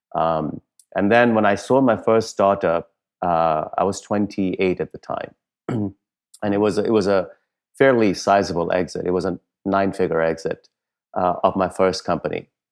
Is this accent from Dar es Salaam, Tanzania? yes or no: yes; Dar es Salaam, Tanzania; moved away as an adult; also born or lived in India / Punjab, India / Wisconsin, United States; now in United States; when I was eight years old, our family moved from India to East Africa, uh, specifically to Dar es Salaam, Tanzania. And, uh, I lived my formative years, um, early chi, uh, early adolescence and teenage years in the coastal city of Dar es Salaam, Tanzania.